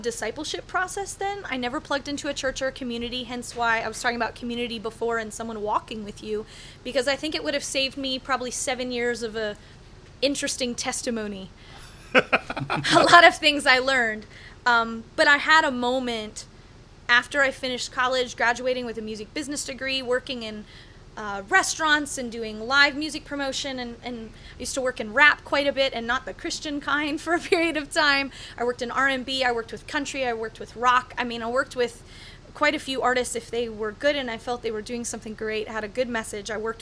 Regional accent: Michigan, United States; moved away as an adult; also born or lived in Nashville, Tennessee / Cape Town, South Africa; I'm a 32-year-old woman who grew up in Michigan

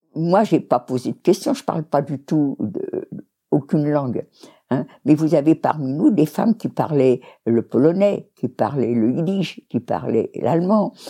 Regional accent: France; On est tous français

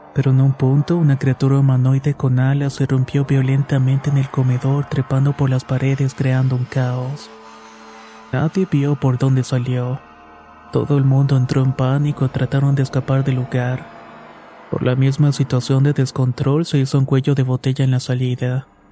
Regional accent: Chiapas, Mexico; mi estado natal Chiapas

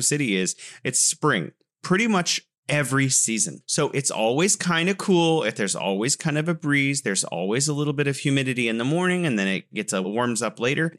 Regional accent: California, United States; moved away as an adult; now in Wuhan, China; growing up in California

